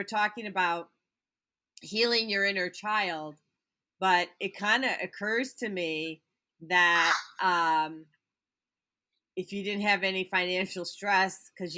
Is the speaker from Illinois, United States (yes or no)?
yes; Barrington Hills, Illinois, United States; I grew up in Barrington Hills, right? Very affluent neighborhood.